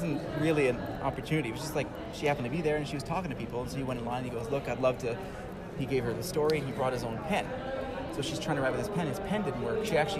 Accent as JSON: {"language": "English", "region": "South Florida", "country": "United States", "said": "We're from we're from South Florida."}